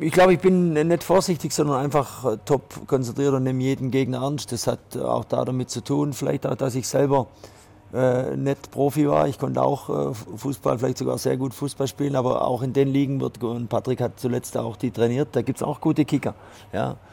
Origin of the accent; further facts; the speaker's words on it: Switzerland; also born or lived in France; bei uns in der Schweiz